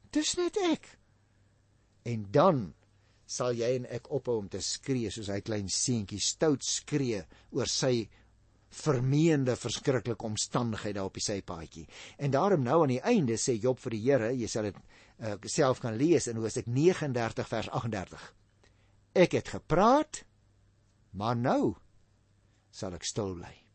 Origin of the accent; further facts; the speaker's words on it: Paarl, Western Cape, South Africa; moved away; also born or lived in Stellenbosch; ons kom oorspronklik van die Parel af